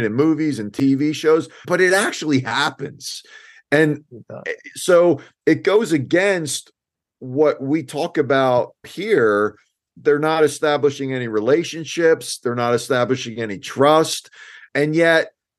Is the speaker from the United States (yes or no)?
yes; New Jersey, United States; I grew up in New Jersey